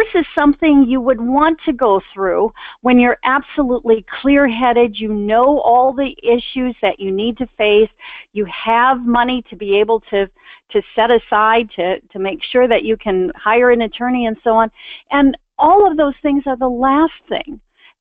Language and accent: English; Milwaukee, Wisconsin, United States; I grew up in Milwaukee, Wisconsin.